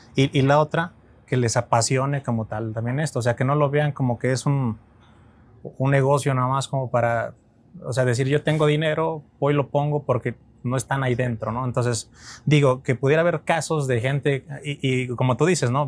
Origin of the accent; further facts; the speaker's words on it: Mexico; como mexicanos